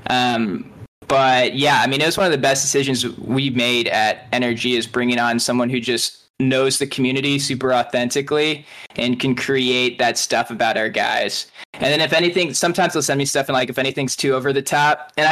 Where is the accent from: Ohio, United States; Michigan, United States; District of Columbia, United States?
Ohio, United States; Akron; So he's like a Cleveland guy as well. I'm from Akron